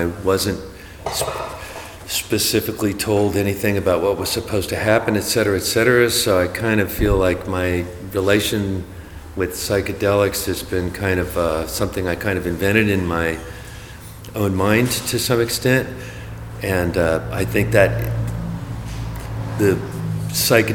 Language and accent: English; Berkeley, California, United States; also born or lived in Los Angeles; I grew up in Berkeley